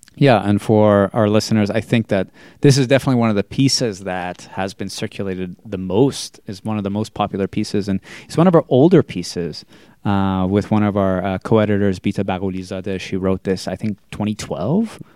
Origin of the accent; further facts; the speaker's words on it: Andover, Massachusetts, United States; I grew up in Andover, Massachusetts